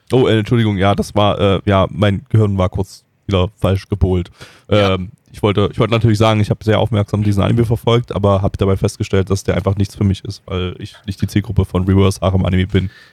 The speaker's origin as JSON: {"language": "German", "country": "Germany", "said": "wir sind Deutsche"}